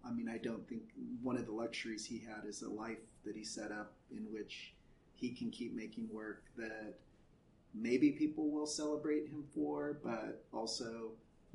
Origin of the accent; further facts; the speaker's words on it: Central Valley, California, United States; also born or lived in Chicago, Illinois; I grew up in the Central Valley